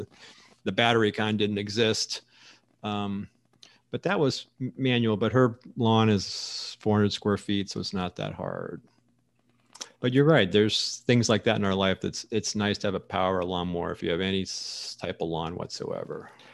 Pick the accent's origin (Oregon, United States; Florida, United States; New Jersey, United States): Florida, United States; now in Arizona, United States; growing up in Florida